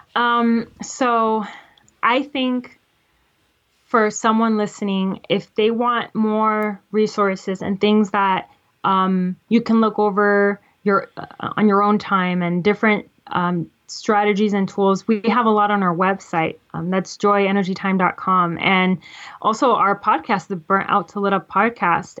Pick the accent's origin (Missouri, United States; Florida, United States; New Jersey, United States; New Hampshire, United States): Florida, United States; I'm from Florida